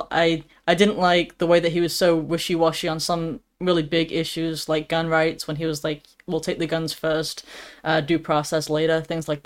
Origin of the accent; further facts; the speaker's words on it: United Kingdom; I mean, I'm British, so um, my, my humor is just dry.